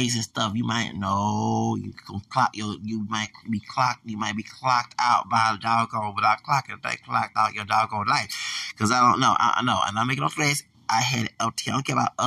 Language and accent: English; the South, United States; I'm from the South.